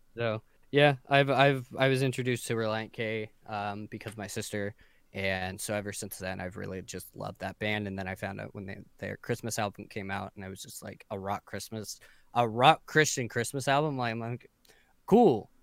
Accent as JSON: {"language": "English", "town": "San Diego", "region": "California", "country": "United States", "tie": "born or raised there", "said": "I'm from San Diego, uh, just like yourself, but I was born and raised here"}